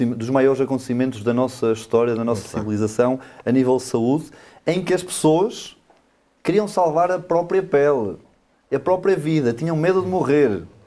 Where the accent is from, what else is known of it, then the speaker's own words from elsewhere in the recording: Vidago, Norte, Portugal; moved away as an adult; now in Alijó, Portugal; Vidago, eh, a minha terra, as minhas origens